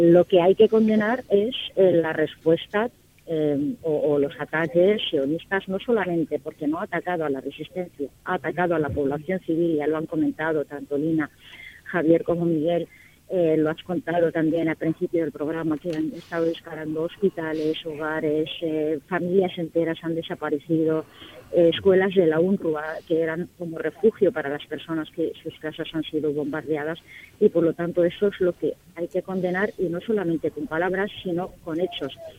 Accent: Palestine; mi pueblo, mi gente

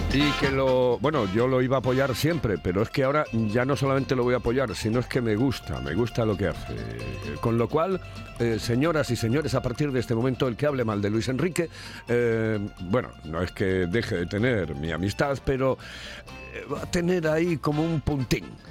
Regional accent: Spain; Soy español, español, español

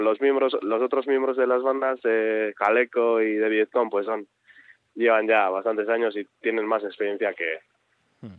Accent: Azkoitia, Basque Country, Spain; Yo soy natural de Azcoitia, de un pueblo eh, pues pequeño de del, interior de Guipúzcoa

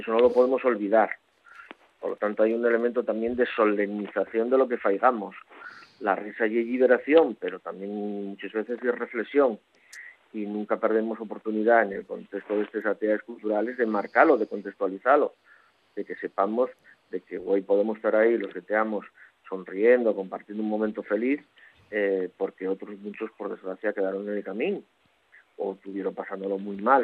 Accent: Caborana, Asturias, Spain; moved away; also born or lived in Avilés; soy del hinterland de Caborana, soy de la parte en la que acaba el pueblo

